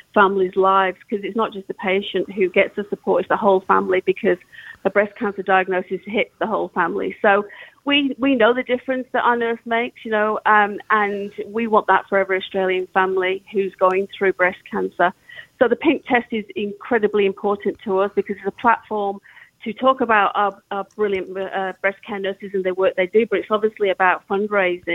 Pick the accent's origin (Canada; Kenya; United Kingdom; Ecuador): United Kingdom; England; moved away; both being English